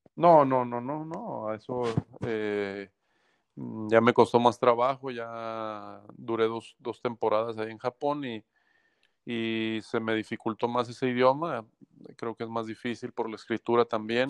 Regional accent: Guadalajara, Jalisco, Mexico; moved away as an adult; now in Hermosillo, Mexico; soy mexicano, yo nací en Guadalajara eh, en el año de 1978 jugué toda mi vida, de, niño, de joven, eh, cuando estudiaba en la Universidad de Guadalajara también

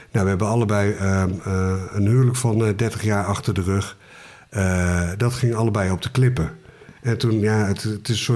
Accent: Amersfoort, Utrecht, Netherlands; born there; Ja, ik ben geboren in Amersfoort. Eh, op de kwekerij van mijn opa. In een eh, mooi statig huis, kwekerij erachter.

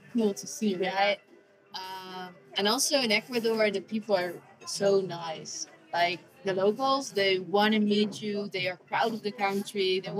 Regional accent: Netherlands; We come from the Netherlands, which is a small country.

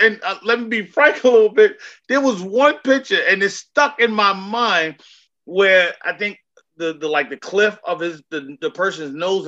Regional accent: New York City, New York, United States; growing up in New York in the 70s and the early 80s

